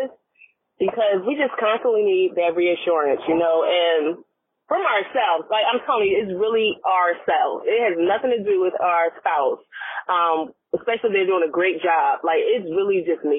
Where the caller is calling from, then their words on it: Virginia, United States; I'm calling from Virginia